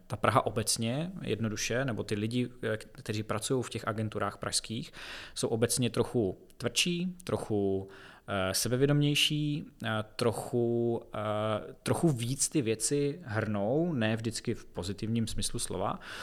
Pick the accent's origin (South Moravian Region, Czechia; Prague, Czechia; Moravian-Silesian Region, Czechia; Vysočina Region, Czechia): South Moravian Region, Czechia; Brno; Já jsem v Brně vždycky jsem se tady narodil, vždycky jsem tady žil